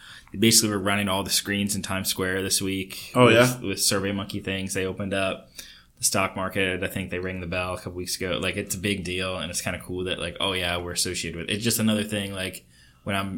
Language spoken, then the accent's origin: English; Kentucky, United States; growing up in Kentucky, going to school in the South